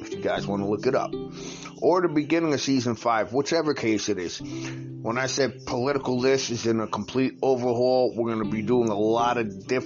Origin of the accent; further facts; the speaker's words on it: New York, United States; moved away as an adult; also born or lived in Virginia; black people from New York to move out of state. Because I did that back when I moved to Virginia in late 2004